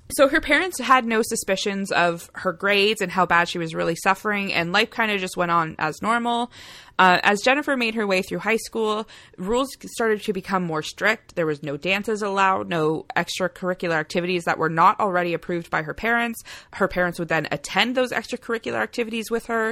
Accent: Canada; we're Canadian as heck

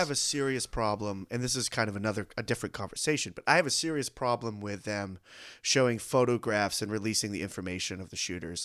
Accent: United States

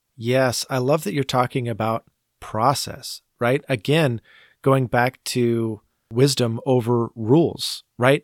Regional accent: United States; we as an American Christian church

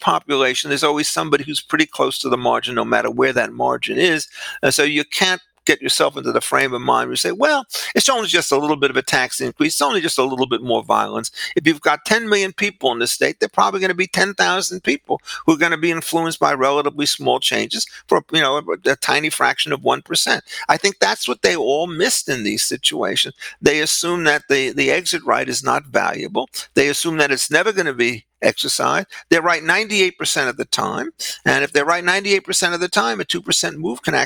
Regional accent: Great Neck, New York, United States; moved away; I was raised in Great Neck for 6 years of my life

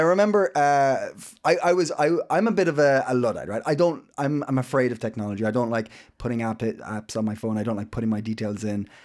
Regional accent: Ireland; now in Copenhagen, Denmark; I'm Irish

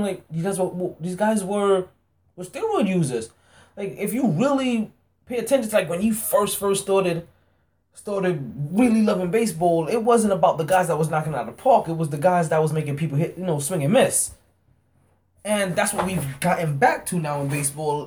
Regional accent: New York City, New York, United States; moved away as an adult; now in South Florida, United States; I am a New Yorker

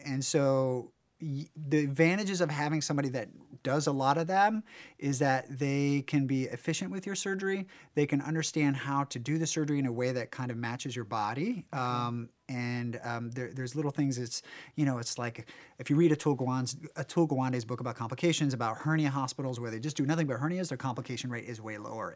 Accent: Warrenton, United States; moved away; in my small town where I grew up in Warrenton

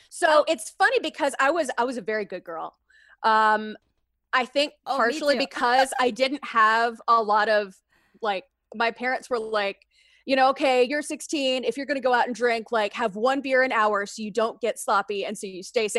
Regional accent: Kentucky, United States; I grew up in Kentucky. I lived, you know, all of my childhood through college years in Kentucky, but I had family in Louisiana.

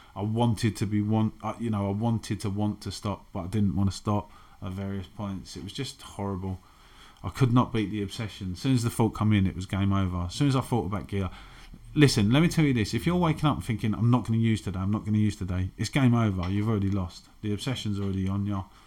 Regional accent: London, United Kingdom; I grew up in Canning Town, which is a very masculine environment

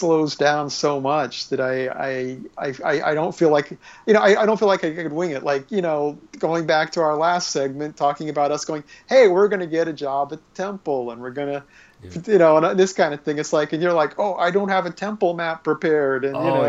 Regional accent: Australia; I'm being from Australia. When I'm down in Australia

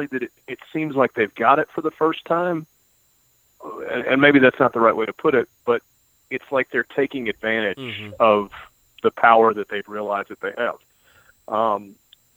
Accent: Mississippi, United States; born or raised there; also born or lived in West Tennessee

